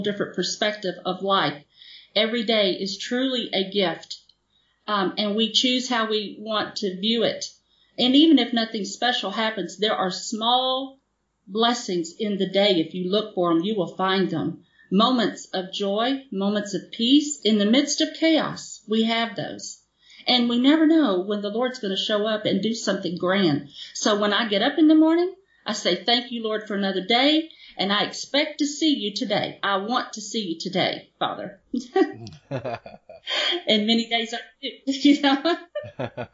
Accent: the South, United States; moved away; also born or lived in Mississippi / Goshen, Indiana; I'm from the South

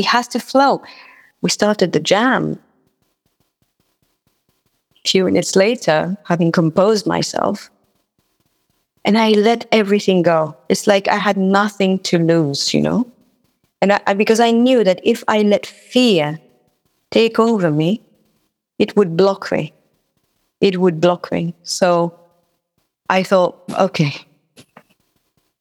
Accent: Mauritius; first language Mauritian Creole; English is a second language; now in London, United Kingdom; I'm not sure whether to sing in Creole, French, or English. Now, French, my first language

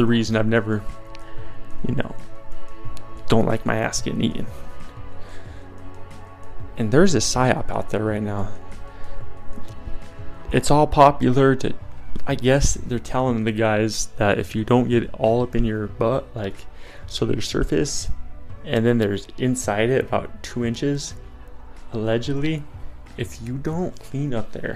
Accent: Colorado, United States; I'm from Colorado

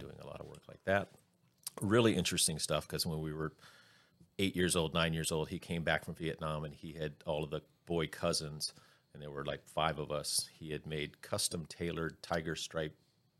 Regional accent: Florida, United States; I grew up in Florida mm-hmm. in the 60s, very kind of country redneck

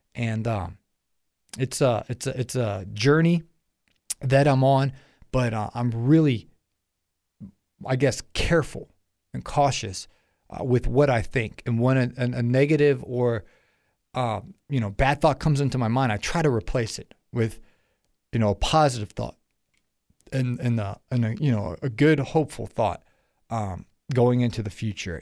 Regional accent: Ohio, United States; I'm from Ohio

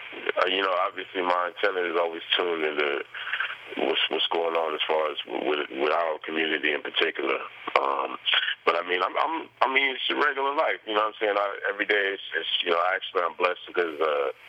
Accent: Oceanside, California, United States; also born or lived in Jamaica, Queens, New York; Oceanside, I grew up in the Deep Valley neighborhood.

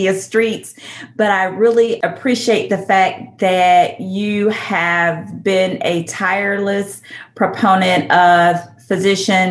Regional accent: Tuscaloosa, Alabama, United States; accent: Southern; now in Houston, United States; born and raised in Tuscaloosa, Alabama. So I am a true Southerner. I live in Houston

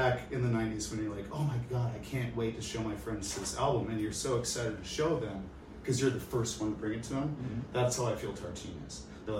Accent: Seattle, Washington, United States; moved away as an adult; also born or lived in San Diego; now in Rocky River, United States; I am from Seattle. I lived in San Diego for a few years

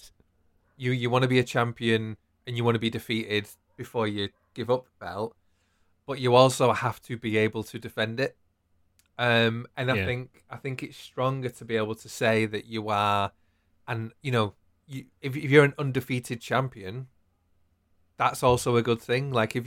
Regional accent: United Kingdom; We're British and we bloody love draws.

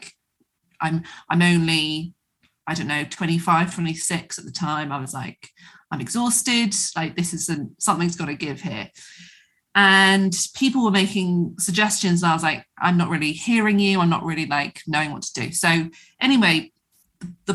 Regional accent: Devon, South West England, United Kingdom; moved away; also born or lived in London; I'm from Devon

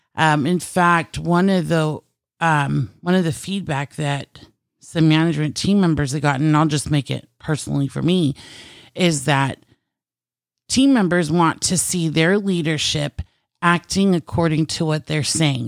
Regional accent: United States; also born or lived in Philippines (Filipino heritage); being American

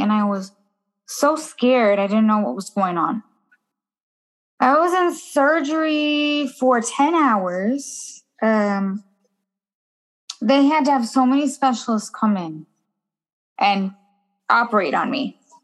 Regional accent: Minnesota, United States; also born or lived in California; I was born and raised in uh, well, was I was raised in Minnesota. I was born in California

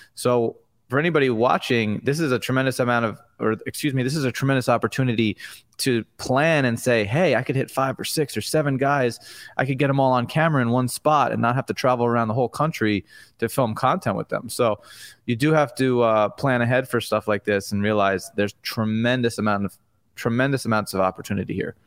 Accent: Long Island, New York, United States; I grew up on Long Island in New York

